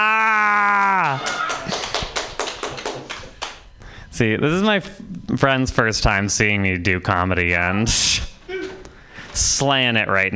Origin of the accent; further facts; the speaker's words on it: Vermont, United States; I'm from Vermont